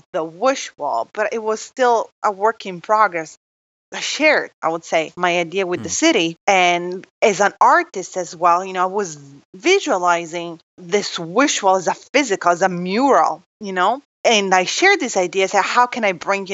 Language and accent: English; Italy; moved away; I'm from Italy